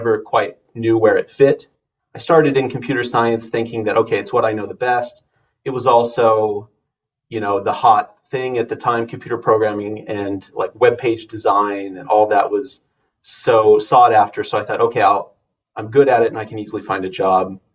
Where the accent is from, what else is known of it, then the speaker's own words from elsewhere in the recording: Harvard, Nebraska, United States; I grew up in Harvard, Nebraska, which is a small town, not quite 1,000 people.